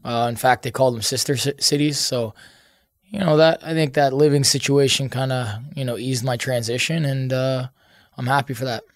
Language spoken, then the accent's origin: English; Canada; I'm Canadian.